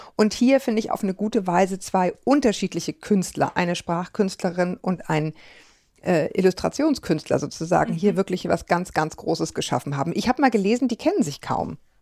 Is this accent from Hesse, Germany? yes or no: no; Kiel, Schleswig-Holstein, Germany; meine Heimat Ostholstein